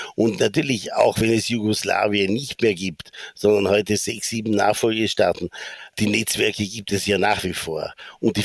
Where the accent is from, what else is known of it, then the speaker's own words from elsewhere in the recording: Bregenz, Vorarlberg, Austria; moved away; also born or lived in New York / Sarajevo; ich komme aus Bregenz